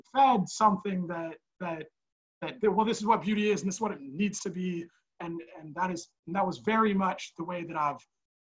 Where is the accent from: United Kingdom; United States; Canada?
United States; Portland, Oregon; now in Brooklyn, United States; I grew up in Portland, Oregon